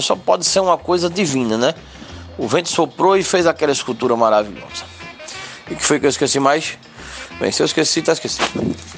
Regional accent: Mata Setentrional, Pernambuco, Brazil; naquela região onde eu cresci, velho. Porque o povo ali daquela área do, do, do da Setentrional, Carpina, Ponjadinho, Orobó, João Alfredo, Machado, Tuparetama, é, das Almas, Passira

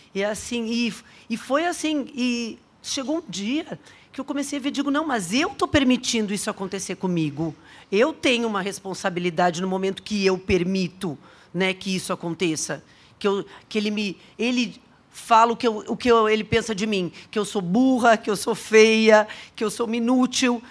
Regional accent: Porto Alegre, Rio Grande do Sul, Brazil; moved away; eu sou gaúcha. Eu sou gaúcha, nasci em Porto Alegre

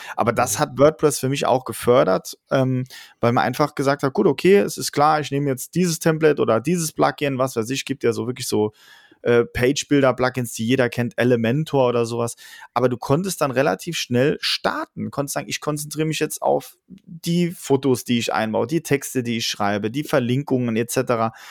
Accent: Saarland, Germany; wir sind aus dem Saarland, das größte Bundesland der Welt

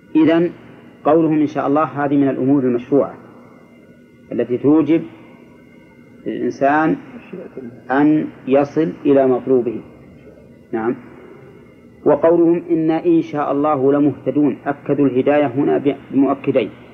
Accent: Egypt; عندنا في مصر

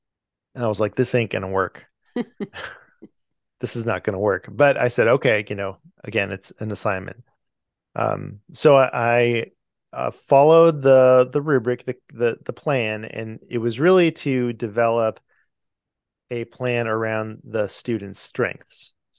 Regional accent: California, United States; lives in California, which is where I'm from. I come from California.

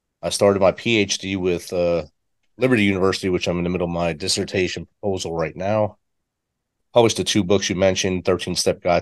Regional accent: Jersey City, New Jersey, United States; I was born and raised in Jersey City, New Jersey, in a railroad apartment

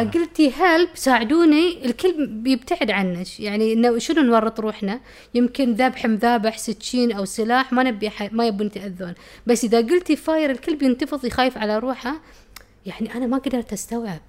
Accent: Muharraq, Muharraq Governorate, Bahrain; also born or lived in United Kingdom; كنت أفتكر إن أنا بحرينية، أنا محرقية

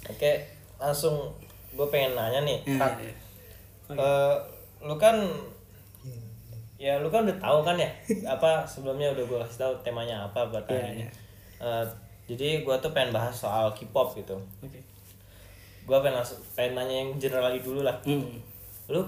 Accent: Cilegon, Banten, Indonesia; moved away as an adult; now in Sudan; gue asli dari Cilegon Banten

